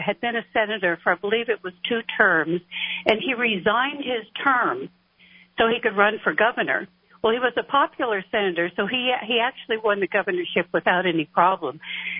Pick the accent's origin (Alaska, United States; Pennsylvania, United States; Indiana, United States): Alaska, United States; Fairbanks; I'm from Fairbanks, Alaska, where they both are from and live.